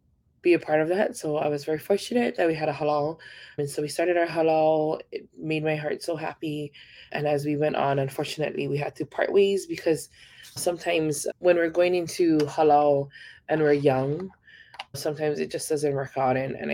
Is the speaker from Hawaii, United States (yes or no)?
yes; Hilo, Hawaii, United States; moved away as an adult; also born or lived in Oahu, Hawaii; now in Oregon, United States; So for me, Hawaii Island is home. I grew up in Hilo, in the small town of Hilo. I love the small town feel.